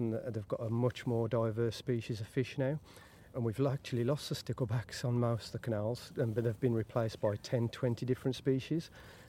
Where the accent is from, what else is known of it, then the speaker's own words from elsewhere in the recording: Wolverhampton, West Midlands, United Kingdom; I grew up in Wolverhampton myself.